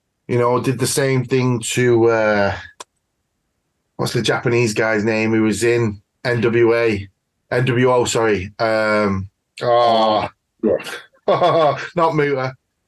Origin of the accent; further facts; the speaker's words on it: United Kingdom; I'm British as well